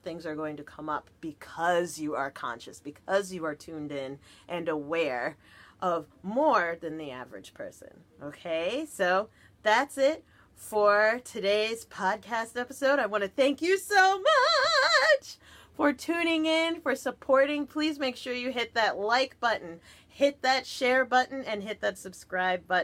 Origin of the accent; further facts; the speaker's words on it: New Jersey, United States; I'm from Jersey